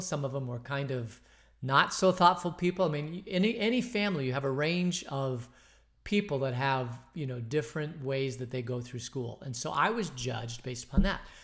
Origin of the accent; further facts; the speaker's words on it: Phoenix, Arizona, United States; I grew up in Phoenix